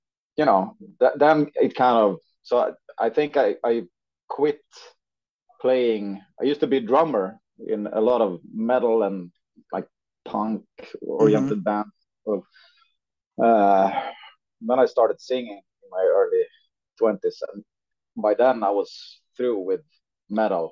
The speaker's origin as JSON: {"language": "English", "region": "northern Sweden", "country": "Sweden", "tie": "born or raised there", "said": "a guy living in a small town in northern Sweden"}